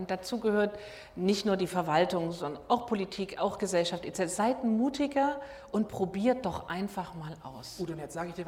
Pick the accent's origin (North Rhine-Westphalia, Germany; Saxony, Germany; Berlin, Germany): Saxony, Germany; Dresden; now in Rostock, Germany; ich bin Dresdnerin, ich bin auch zugezogen.